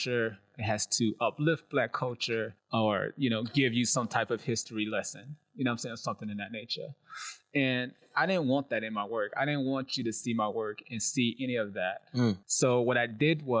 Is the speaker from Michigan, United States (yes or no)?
yes; Detroit, Michigan, United States; moved away; also born or lived in Atlanta; I'm from Detroit. Born and raised in Detroit